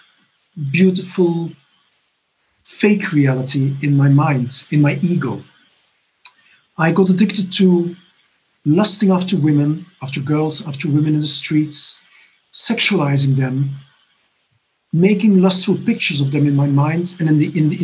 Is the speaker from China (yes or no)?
no; Belgium; moved away as an adult; now in Barcelona, Spain; I'm originally from Belgium.